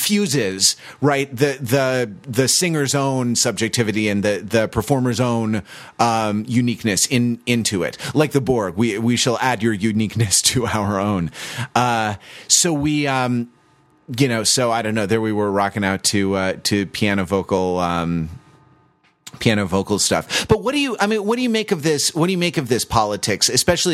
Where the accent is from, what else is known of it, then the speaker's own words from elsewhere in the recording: Los Angeles, California, United States; I grew up in Los Angeles